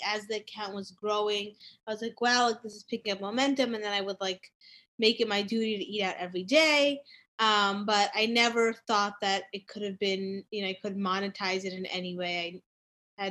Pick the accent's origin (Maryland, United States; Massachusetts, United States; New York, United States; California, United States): New York, United States; New York City; I actually grew up in New York City. I grew up on the Upper East Side. So I've been here my whole life.